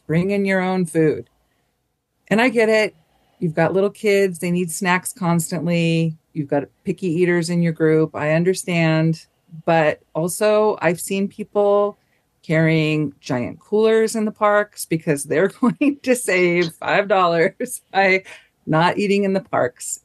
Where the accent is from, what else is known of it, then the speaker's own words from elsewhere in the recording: Southern California, United States; I'm from Southern California